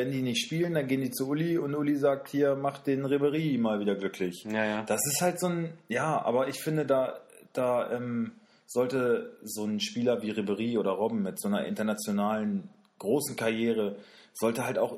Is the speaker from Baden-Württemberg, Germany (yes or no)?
no; Wolfsburg, Lower Saxony, Germany; wir kommen, wir kommen ja aus Wolfsburg